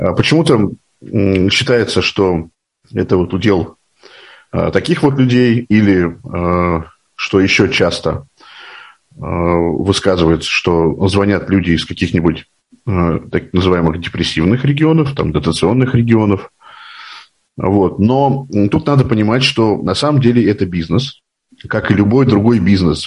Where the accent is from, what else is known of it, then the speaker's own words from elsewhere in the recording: Moscow, Russia; Мне 41 год, я из Москвы